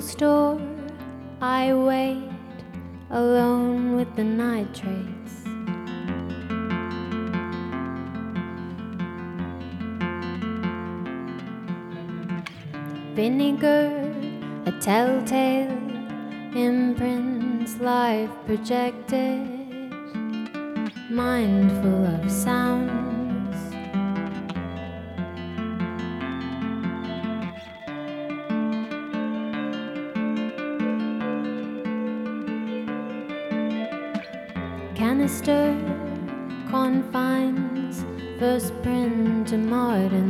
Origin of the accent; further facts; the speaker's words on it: Yarraville, Victoria, Australia; I grew up in Yarraville, which is next to Spotswood.